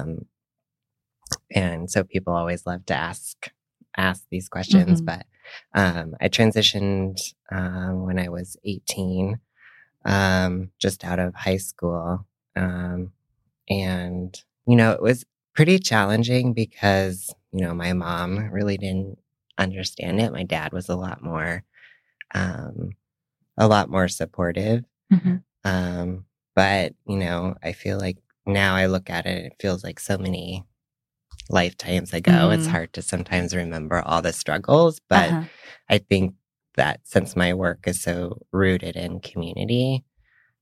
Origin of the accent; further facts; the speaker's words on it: Missoula, Montana, United States; also born or lived in New York; now in San Francisco, United States; I grew up in Missoula, Montana, and I'm an identical twin